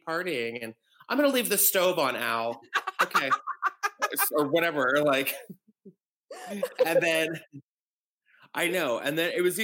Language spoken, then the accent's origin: English; Texas, United States; also born or lived in West Palm Beach, Florida / Tennessee; I was in Texas from five, from kindergarten until like high